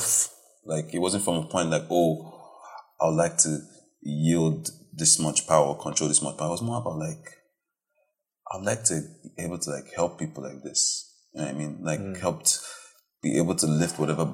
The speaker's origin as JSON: {"language": "English", "town": "Warri", "region": "Delta", "country": "Nigeria", "said": "I'm from Delta State, Warri, only boy, first boy."}